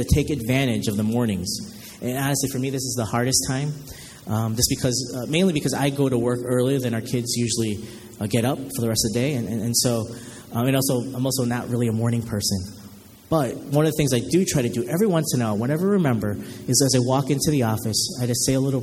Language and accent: English; Chicago, Illinois, United States; I'm from Chicago